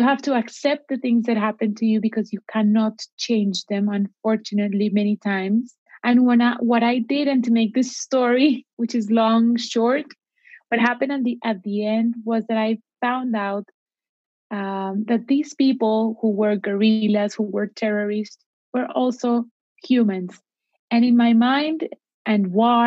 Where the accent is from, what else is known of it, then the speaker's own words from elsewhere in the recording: Cali, Valle del Cauca, Colombia; English is a second language; I went to my hometown city in Colombia, to Cali